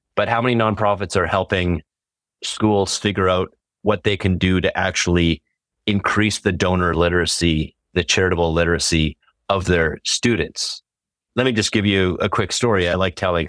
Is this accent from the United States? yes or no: no; Canada; as a Canadian